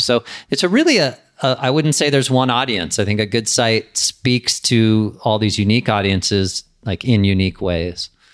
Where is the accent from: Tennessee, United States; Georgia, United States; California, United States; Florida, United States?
California, United States; San Diego; also born or lived in Los Angeles; When I moved back from Los Angeles to San Diego, where I grew up